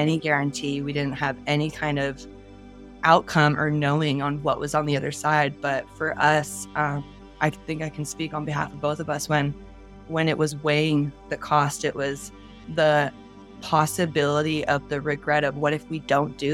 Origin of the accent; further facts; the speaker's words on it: Newport Beach, California, United States; I'm from Newport Beach in Orange County